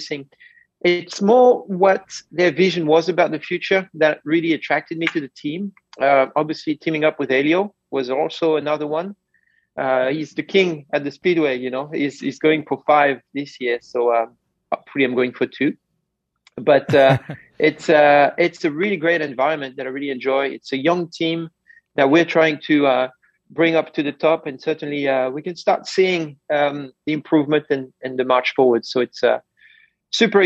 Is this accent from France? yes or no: yes; France; moved away; I grew up in France